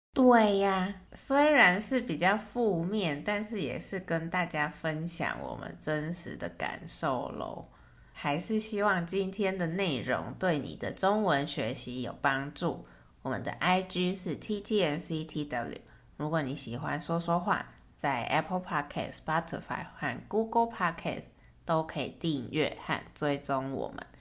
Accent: Taiwan; 我是台湾人，在台湾出生长大

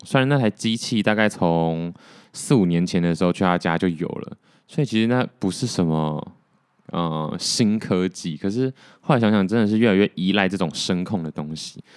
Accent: Taiwan; 还好我是台湾人

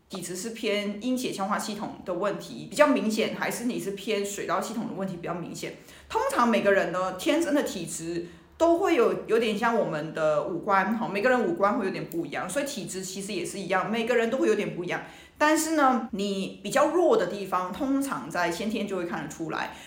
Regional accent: Hong Kong; 我们香港人其实每天都在喝汤

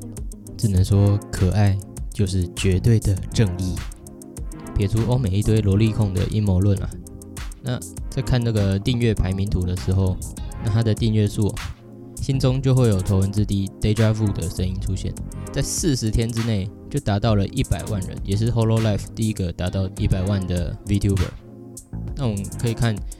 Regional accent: Taiwan; 当然禁播就换我们台湾人这边不爽了，换我们烧这样。

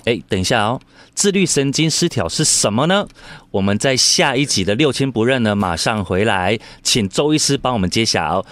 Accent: Taiwan; 我们台湾人

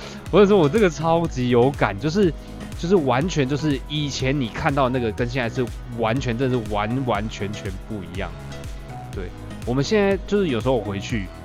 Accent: Wufeng, Taichung, Taiwan; 我在农田里面长大的。对我家一开门之后，前面就有一条那个水沟这样子，对，然后呢很多的稻田

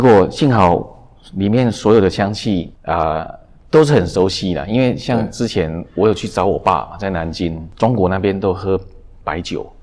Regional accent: Taiwan; also born or lived in Nanjing, China; 我们就回来台湾

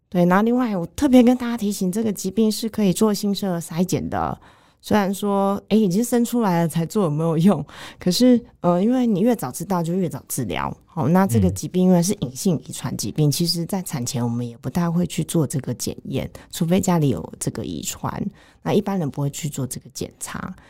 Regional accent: Taiwan; 我们台湾人

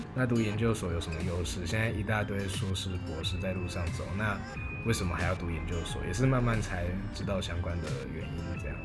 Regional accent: Pingtung County, Taiwan; moved away as an adult; now in Taoyuan, Taiwan; 我的家乡在屏东

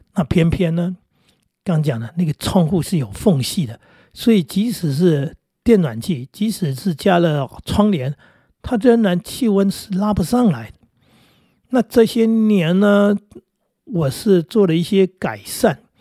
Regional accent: Northeast Coast, Taiwan; 我小时候住在东北角那个地方

